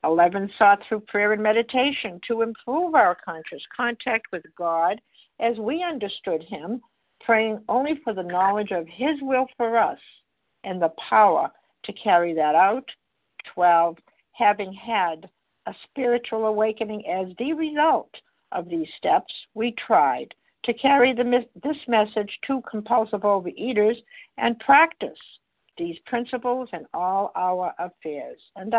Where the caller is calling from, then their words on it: Massachusetts, United States; I'm calling from Massachusetts, gratefully recovered.